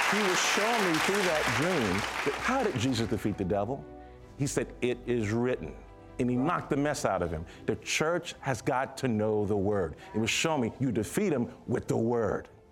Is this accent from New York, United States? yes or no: yes; New York City, New York, United States; I was from Brooklyn, New York